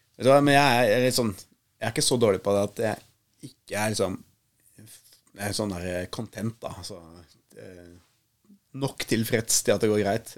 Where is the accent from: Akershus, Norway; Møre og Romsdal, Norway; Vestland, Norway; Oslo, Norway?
Akershus, Norway; Nesodden; jeg vokste jo opp på, eh, på Nesodden med mamma og pappa